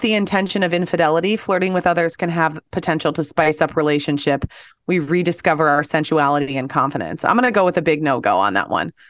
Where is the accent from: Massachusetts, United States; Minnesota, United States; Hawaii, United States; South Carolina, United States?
Minnesota, United States; Apple Valley; I grew up in Apple Valley